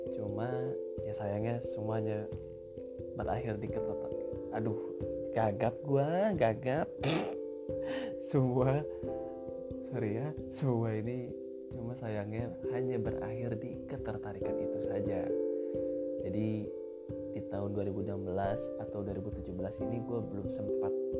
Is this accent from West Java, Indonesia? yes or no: yes; Sukabumi, West Java, Indonesia; moved away as an adult; now in Egypt; Di Sukabumi, gua lahir di Sukabumi.